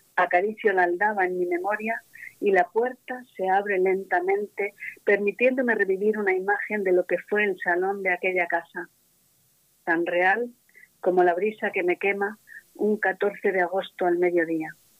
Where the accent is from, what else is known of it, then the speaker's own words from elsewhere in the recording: Madrid, Community of Madrid, Spain; yo ya nací en Madrid. Pero era tal el apego que mis padres tenían a este pueblo que yo nunca me llegué a sentir madrileña al 100%